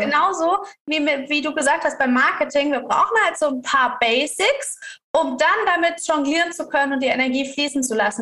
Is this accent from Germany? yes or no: yes; Karlsruhe, Baden-Württemberg, Germany; ich als Deutsche aus Karlsruhe